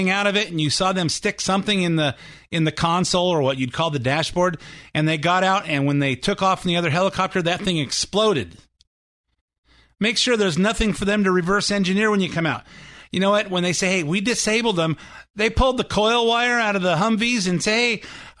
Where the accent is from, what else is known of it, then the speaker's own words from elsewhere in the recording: United States; I'm an American